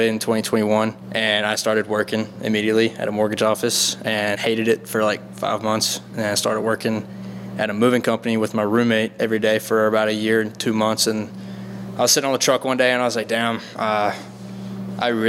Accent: Four Oaks, North Carolina, United States; I'm from Four Oaks, North Carolina, very small town

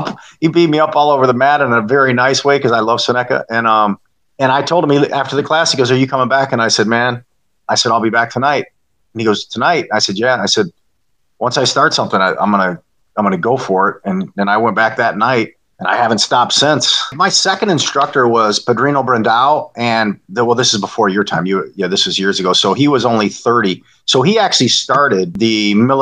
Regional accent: Monroe, Michigan, United States; moved away as an adult; also born or lived in Florida; opened up my own school back here in my hometown of Monroe in 2017

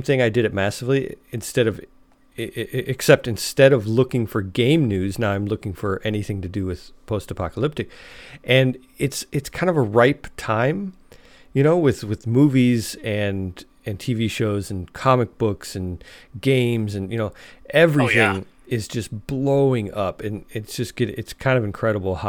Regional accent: Chicago, Illinois, United States; moved away as an adult; now in Alabama, United States; I grew up in Chicago

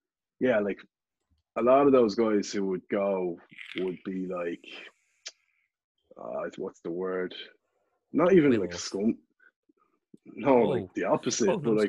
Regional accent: Ireland; also born or lived in New Zealand; being Irish

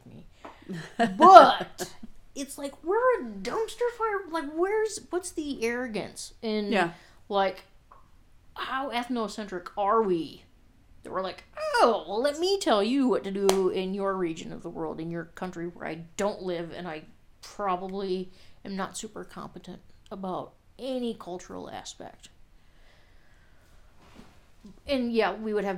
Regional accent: River Falls, Wisconsin, United States; in my hometown, or Root Falls, which is not that big.

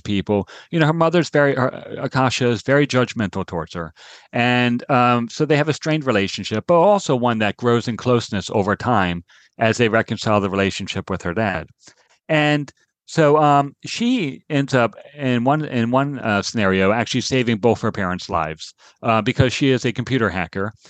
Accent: Maryland, United States; I grew up in Maryland

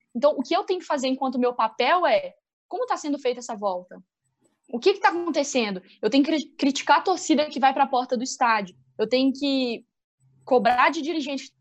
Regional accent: Minas Gerais, Brazil; accent: mineiro; also born or lived in Belo Horizonte; E meu sotaque tá muito mineirense. Se vocês não entenderem, é porque eu estou em BH

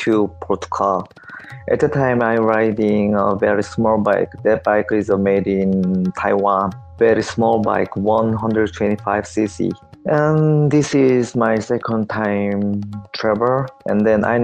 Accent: South Korea; I'm from South Korea.

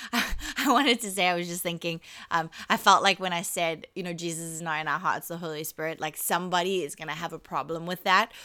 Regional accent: South Africa; I'm South African

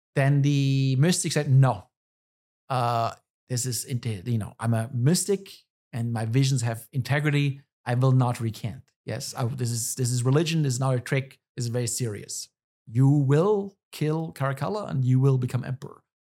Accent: Germany; moved away as an adult; now in United States; I'm from Germany.

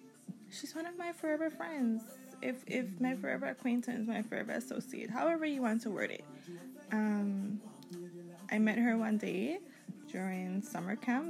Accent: U.S. Virgin Islands; I am from the Virgin Islands. I have roots all over, though.

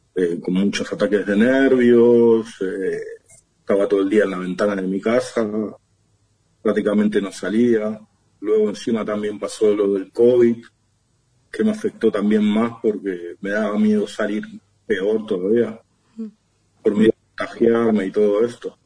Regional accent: Ramos Mejía, Buenos Aires Province, Argentina; moved away as an adult; also born or lived in Barcelona, Spain; De, Buenos Aires, de Ramón Mejía

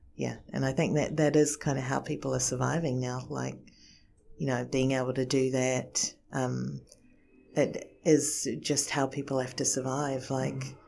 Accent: New Zealand; born or raised there; moved away as an adult; also born or lived in Japan

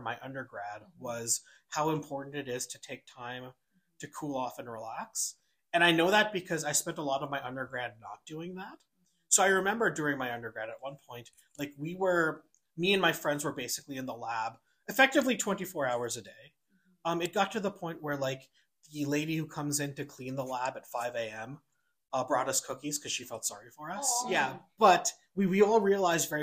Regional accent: New York City, New York, United States; also born or lived in Vancouver; now in Calgary, Canada; I grew up in New York City. And then moved to Vancouver.

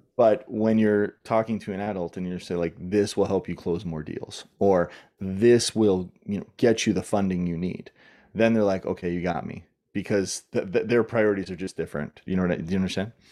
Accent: Southern Ontario, Canada; moved away as an adult; also born or lived in New York / California / Australia; I grew up in Southern Ontario, in Canada

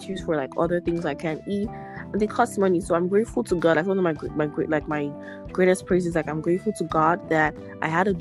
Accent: Nigeria; now in Ottawa, Canada; coming from as a Nigerian

